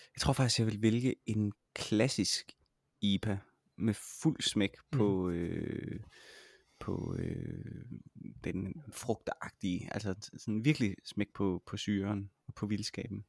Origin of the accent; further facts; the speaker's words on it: Denmark; som dansker